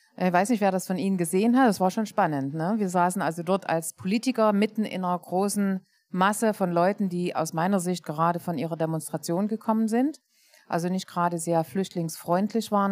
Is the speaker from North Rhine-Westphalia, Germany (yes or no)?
no; Leipzig, Saxony, Germany; Ich bin Leipzigerin